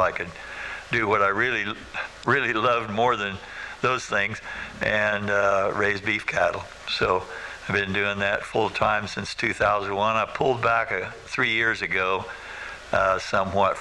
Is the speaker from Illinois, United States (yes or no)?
yes; Macomb, Illinois, United States; also born or lived in Iowa; I grew up near Macomb on the home place where I live now